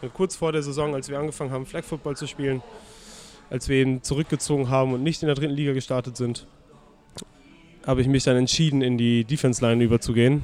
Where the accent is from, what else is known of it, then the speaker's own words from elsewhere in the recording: Delmhorst, Lower Saxony, Germany; now in Hamburg, Germany; ich bin in Norddeutschland aufgewachsen und geboren, also ich komme zwar aus Delmhorst, das ist in der Nähe von Bremen.